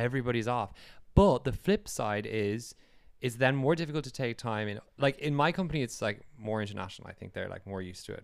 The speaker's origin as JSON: {"language": "English", "country": "Ireland", "also_born_or_lived": "United Kingdom", "moved": "as an adult", "lives_now": "Norway", "said": "Irish and also having come from working in the U K"}